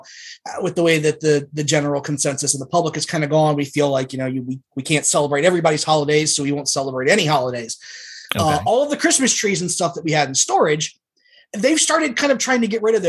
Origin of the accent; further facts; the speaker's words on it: Maryland, United States; Southern Maryland.